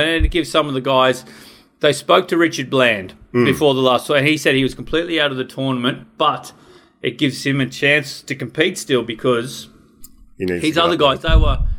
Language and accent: English; Orange, New South Wales, Australia; I was born and bred in Orange, New South Wales